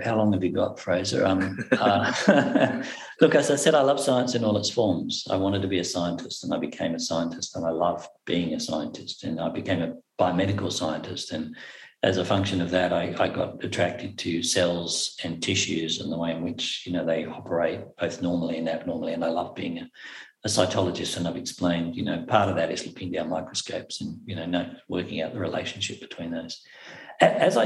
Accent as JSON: {"language": "English", "town": "Cairns", "region": "Queensland", "country": "Australia", "tie": "born or raised there", "accent": "Australian", "moved": "as an adult", "lives_now": "Inverness, United Kingdom", "said": "I was born in Cairns, Far North Queensland. I'm born in Cairns. I was raised in Cairns, Far North Queensland."}